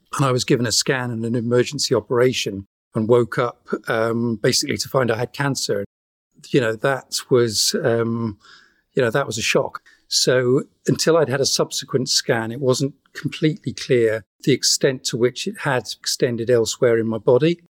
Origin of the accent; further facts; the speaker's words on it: United Kingdom; now in Wales, United Kingdom; I'm I'm British. I you know I live in Wales.